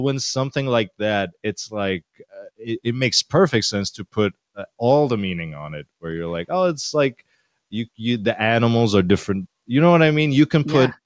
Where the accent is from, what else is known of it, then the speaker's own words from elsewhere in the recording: Syria; now in New York, United States; I'm from Syria